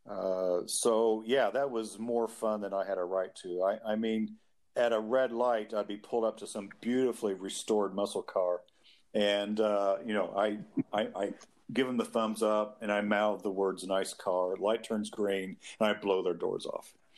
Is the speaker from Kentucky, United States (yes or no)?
yes; Kentucky, United States; born or raised there